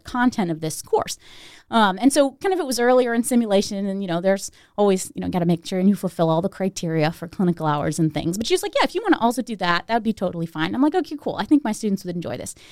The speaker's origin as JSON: {"language": "English", "town": "Steubenville", "region": "Ohio", "country": "United States", "tie": "born or raised there", "said": "I was born in Steubenville, but I grew up outside of Steubenville"}